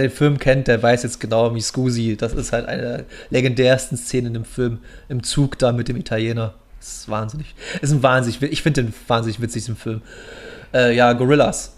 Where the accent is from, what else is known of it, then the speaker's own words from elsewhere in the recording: Munich, Bavaria, Germany; moved away; in München unten, in meiner alten Heimat